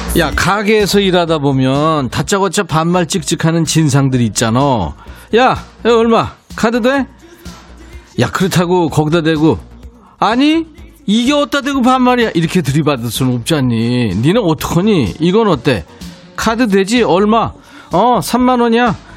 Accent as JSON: {"language": "Korean", "region": "Busan", "country": "South Korea", "tie": "born or raised there", "said": "저도 고향이 부산이에요"}